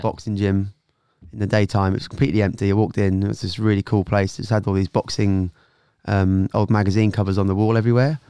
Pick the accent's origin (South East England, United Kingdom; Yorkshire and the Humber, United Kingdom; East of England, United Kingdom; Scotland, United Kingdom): East of England, United Kingdom; Norwich; moved away as an adult; also born or lived in London; I was from Norwich originally.